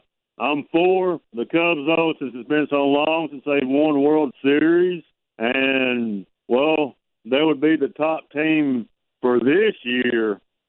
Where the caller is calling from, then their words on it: Virginia, United States; No, actually, I'm calling from Virginia.